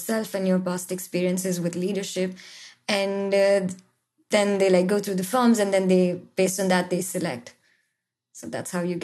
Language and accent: English; India; moved away as an adult; now in Israel; growing up in India is like always being the only Jewish girl in your class in school